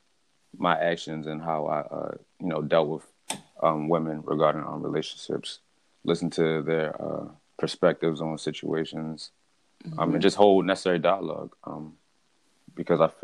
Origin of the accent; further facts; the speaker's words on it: Baltimore, Maryland, United States; born and raised in Baltimore, Maryland